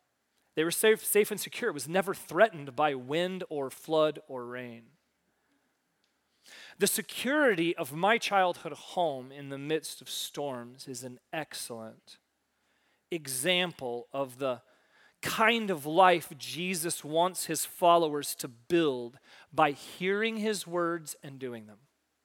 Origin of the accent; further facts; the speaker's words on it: Missouri, United States; now in Michigan, United States; I grew up not in Michigan. I grew up in a very small town sort of northeast of Kansas City, Missouri.